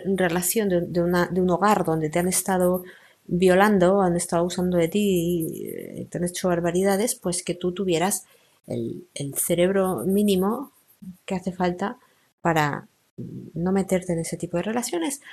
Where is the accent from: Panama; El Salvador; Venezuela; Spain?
Spain; soy española, vivo en España